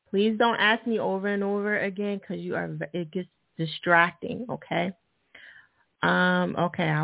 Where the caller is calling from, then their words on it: Pittsburgh, Pennsylvania, United States; I'm calling from Pittsburgh.